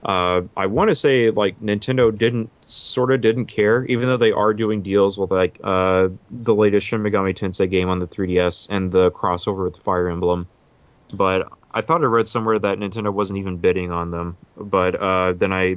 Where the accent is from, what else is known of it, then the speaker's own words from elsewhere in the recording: Texas, United States; as a Texas developer